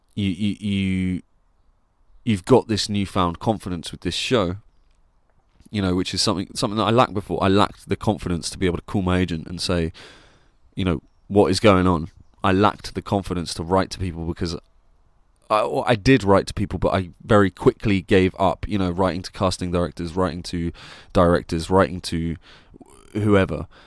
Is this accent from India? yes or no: no; Plymouth, South West England, United Kingdom; moved away; I'm doing this show in Plymouth in my hometown where I grew up